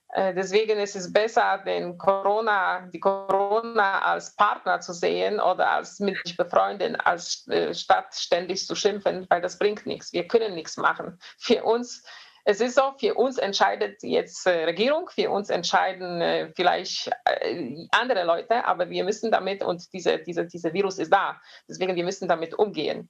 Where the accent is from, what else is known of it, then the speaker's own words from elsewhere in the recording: near Poznań, Greater Poland, Poland; German is a second language; moved away as an adult; now in Germany; Ich bin ähm, in, nicht weit von Posen. Wenn man so ein bisschen polnische ähm, Geografie kennt, äh, geboren, aufgewachsen.